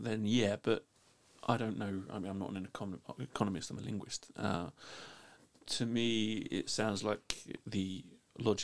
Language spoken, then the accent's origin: English; London, United Kingdom; now in Iceland; I was raised Catholic in London